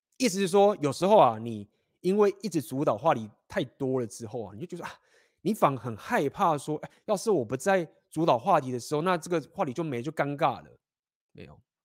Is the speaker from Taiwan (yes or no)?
yes; Taiwan; moved away; 我们都台湾人